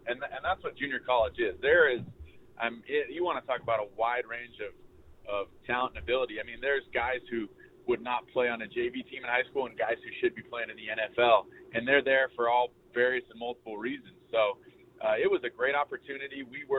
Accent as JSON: {"language": "English", "region": "Southern California", "country": "United States", "tie": "born or raised there", "also_born_or_lived": "Tulsa, Oklahoma", "said": "I was kind of the prima donna Southern California kid"}